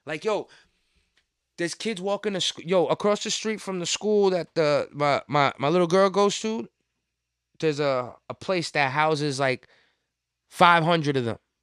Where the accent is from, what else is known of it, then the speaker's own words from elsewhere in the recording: New York City, New York, United States; as a New Yorker